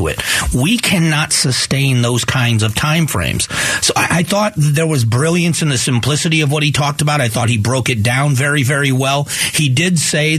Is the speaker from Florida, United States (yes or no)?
yes; Fort Myers, Florida, United States; moved away; I grew up in Fort Myers, Florida